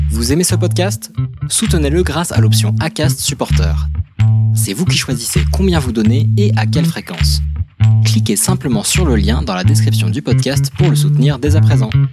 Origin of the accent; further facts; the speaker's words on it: Santa Catarina, Santiago, Cape Verde; moved away; Je suis de Santa Catarina